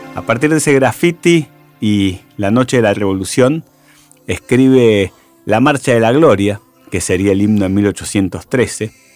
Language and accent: Spanish; Argentina